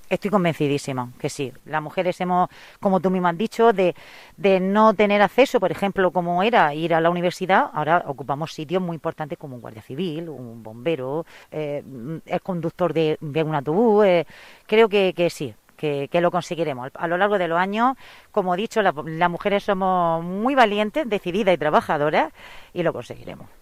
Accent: Abarán, Region of Murcia, Spain; soy de Barán

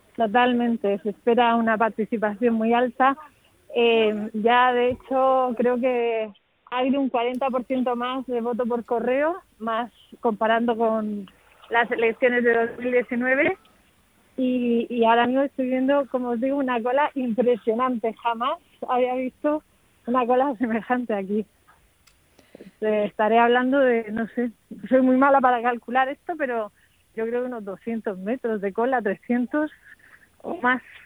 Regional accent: Region of Murcia, Spain; now in Madrid, Spain; los murcianos que recibimos

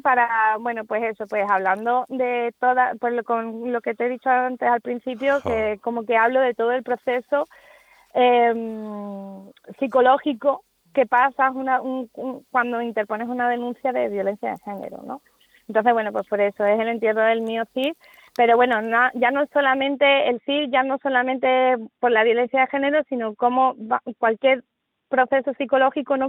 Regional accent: Seville, Andalusia, Spain; also born or lived in Salamanca; como buena andaluza que soy

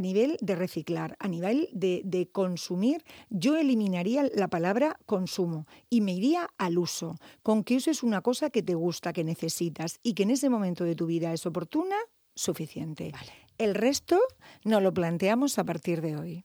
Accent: Murcia, Region of Murcia, Spain; Yo soy muy local, ya sabéis que me encanta Murcia, yo siempre digo que soy psicóloga de Murcia, mi gente es de Murcia

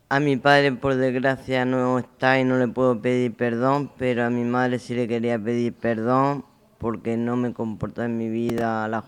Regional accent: Caravaca de la Cruz, Region of Murcia, Spain; soy de Caravaca de la Cruz

